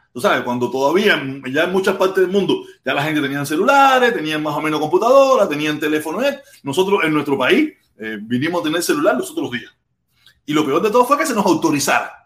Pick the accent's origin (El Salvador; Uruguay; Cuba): Cuba; Havana; Yo soy habanero, yo soy de La Poma, yo hablo mal. Nosotros los habaneros hablamos